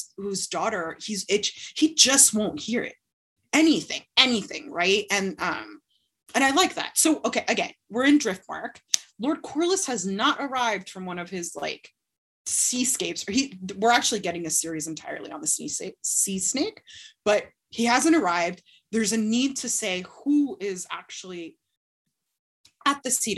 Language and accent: English; Florida, United States; I'm from Florida